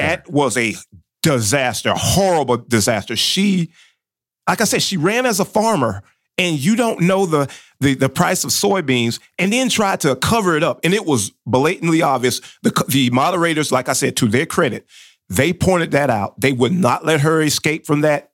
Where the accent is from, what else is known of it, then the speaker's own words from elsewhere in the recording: North Florida, United States; accent: southern; I'm from down in that area